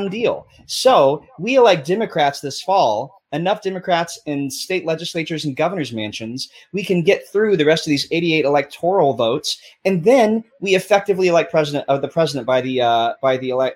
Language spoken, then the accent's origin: English; Tennessee, United States; moved away; I grew up in Tennessee.